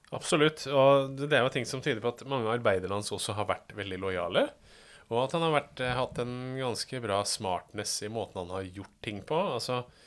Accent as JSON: {"language": "Norwegian", "town": "Fredrikstad", "region": "Østfold", "country": "Norway", "said": "selv om jeg er fra Kråkerøy"}